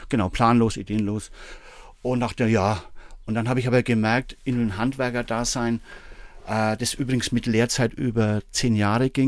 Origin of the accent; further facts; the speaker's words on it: Bamberg, Bavaria, Germany; Und dann eben 88 habe ich da in Bamberg, wo ich herkomme, jemand kennengelernt